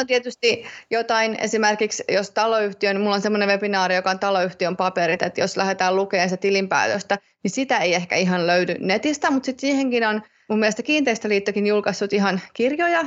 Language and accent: Finnish; Tampere, Pirkanmaa, Finland; moved away; Tampereelta, kun mä oon sieltä kotosin